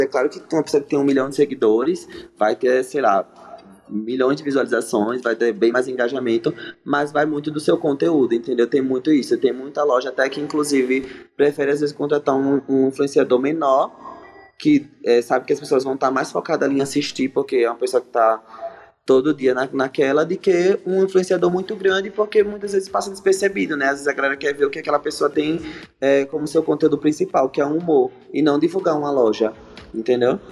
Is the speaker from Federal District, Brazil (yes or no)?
no; Maceió, Alagoas, Brazil; moved away as an adult; also born or lived in Florianópolis / Rio de Janeiro; now in São Paulo, Brazil; Sou de Maceió, Alagoano. Nordeste, tô morando em São Paulo agora